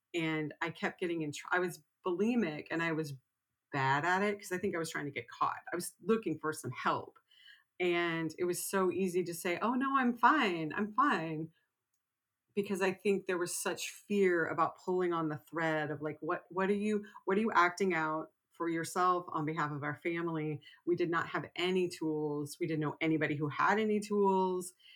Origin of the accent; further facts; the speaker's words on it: Texas, United States; I grew up in Texas